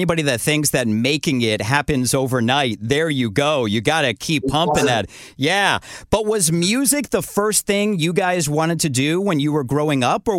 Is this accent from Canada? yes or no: yes; Canada; I wouldn't appreciate you guys saying I look Canadian Jewish, which I am